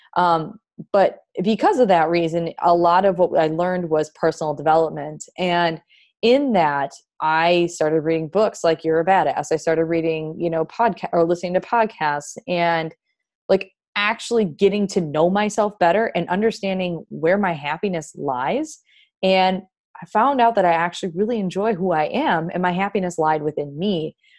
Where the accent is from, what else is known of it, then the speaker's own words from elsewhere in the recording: Wisconsin, United States; moved away as an adult; now in North Carolina, United States; I'm from Wisconsin originally, and, you know, now I'm living in North Carolina.